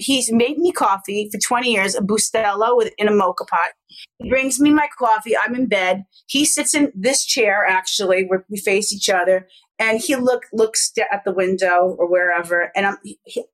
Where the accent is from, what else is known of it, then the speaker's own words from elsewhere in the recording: New York City, New York, United States; moved away; also born or lived in Los Angeles; I'm born in Queens